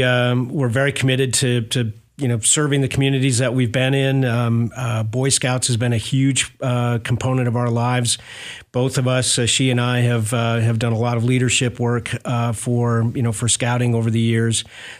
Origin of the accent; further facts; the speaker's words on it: Rochester, Minnesota, United States; moved away as an adult; also born or lived in Milwaukee, Wisconsin / Binghamton, New York / Cedar Falls, Iowa; now in Clarksville, United States; I grew up in Minnesota. So I grew up in Rochester.